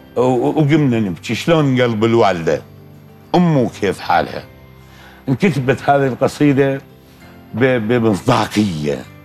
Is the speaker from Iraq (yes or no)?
yes; Iraq; بلدي العراق